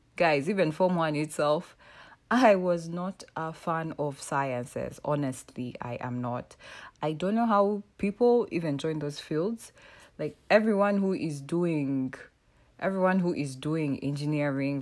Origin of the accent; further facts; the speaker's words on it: Uganda; I was born and raised in East Africa. I mean, the motherland is actually Uganda.